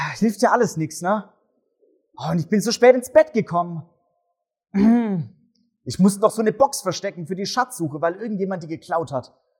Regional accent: Swabia, Germany; ich komme ja aus dem Schwabenland und da heißt es Bruttler.

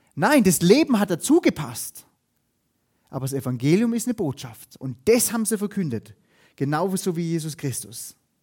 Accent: Germany; bei uns in Deutschland

